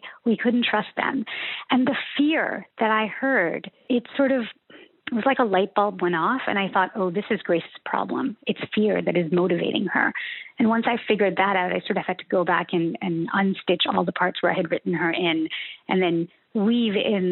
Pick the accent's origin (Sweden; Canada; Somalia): Canada; Ontario; I grew up in Ontario, which is the kind of physically the center of the country